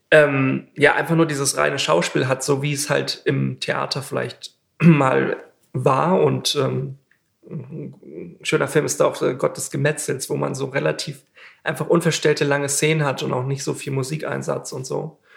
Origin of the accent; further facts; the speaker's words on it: Bremen, Germany; ich komme äh, ursprünglich aus Bremen und ähm, Bremen hat auch so eine Mini-Filminfrastruktur